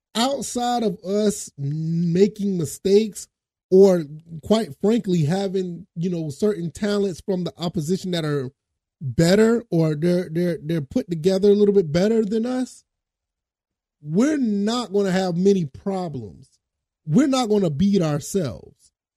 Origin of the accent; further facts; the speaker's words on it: Savannah, Georgia, United States; Born and raised in Savannah, Georgia